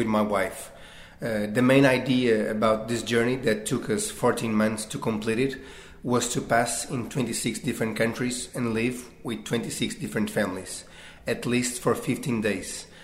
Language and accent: English; Rio de Janeiro, Brazil; English is a second language; also born or lived in Portugal; now in Lisbon, Portugal; Brazil, my hometown that I was born in Rio